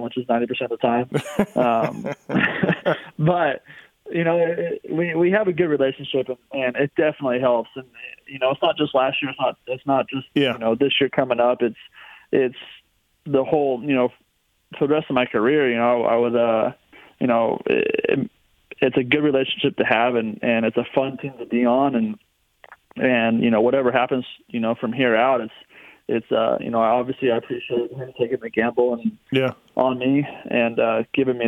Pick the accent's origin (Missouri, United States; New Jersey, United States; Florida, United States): Florida, United States; growing up in Florida, racing Gainesville, the Dade Cities